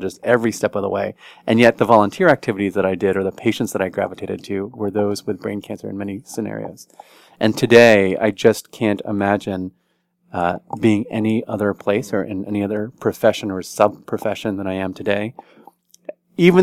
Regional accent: College Station, Texas, United States; now in Washington, D.C., United States; I grew up in Texas, and a small town in Texas, College Station, Texas, that's where Texas A&M University is, where my parents taught, and had a great upbringing there

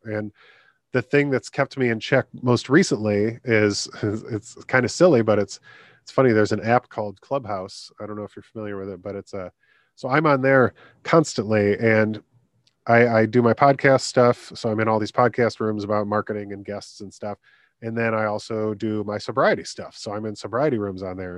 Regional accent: Michigan, United States; my home state in Michigan

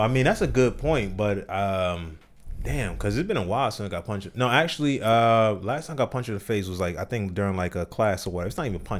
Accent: Ewing, New Jersey, United States; Yeah, so I grew up in Jersey, in New Jersey. So the area where I was in, it's called Ewing, and it's like basically in Trenton, New Jersey.

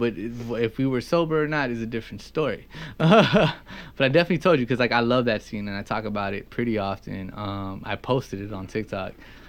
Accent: Los Angeles, California, United States; I grew up rapping around Lemur Park and like that.

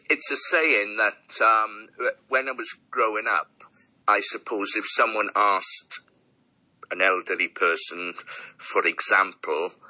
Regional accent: Wales, United Kingdom; we, being a Welsh boy

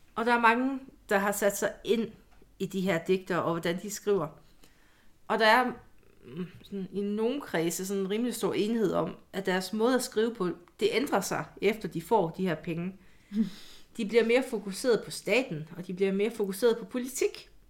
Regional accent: Jutland, Denmark; moved away; also born or lived in Odense

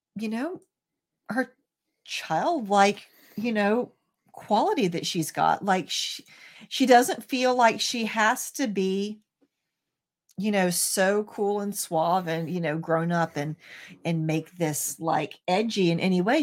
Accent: American South, United States; being American and Southern

